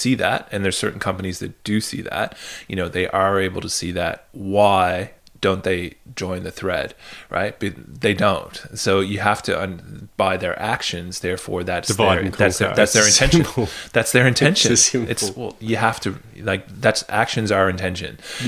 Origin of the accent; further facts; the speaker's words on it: Canada; also born or lived in United Kingdom; Whereas that's not my experience of growing up in Canada or in the UK.